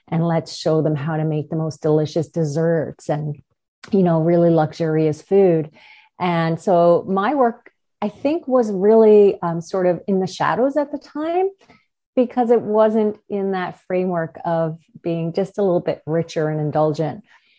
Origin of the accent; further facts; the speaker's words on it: Newfoundland and Labrador, Canada; We are from Newfoundland, and we were in a small town.